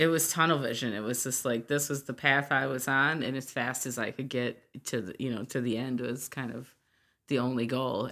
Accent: Hamtramck, Michigan, United States; also born or lived in Detroit, Michigan / St. Clair Shores, Michigan; I was raised in Hamtramck primarily

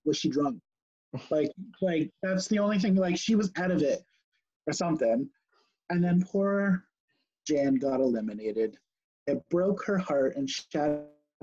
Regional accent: Canada; we are Canadians ourselves.

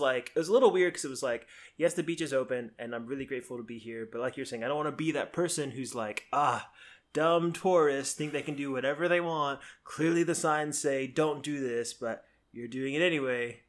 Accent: South Florida, United States; moved away; I grew up in South Florida

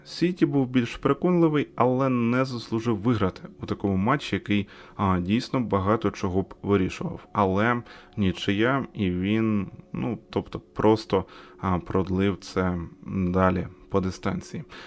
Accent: Ukraine; Ми з України

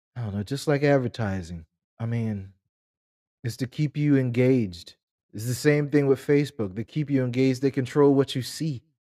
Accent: United States; us as American black people

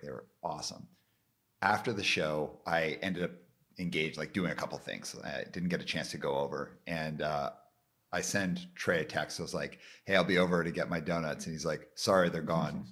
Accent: Calgary, Alberta, Canada; I grew up in Calgary, where it's like nobody's named …

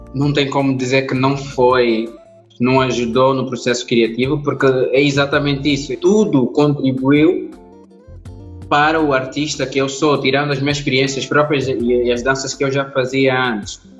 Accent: Angola; Nós temos uma potência enorme como angolanos

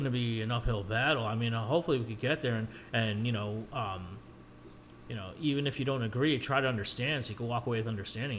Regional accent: Philippines; I'm like, yeah, well, you know, I'm Filipino.

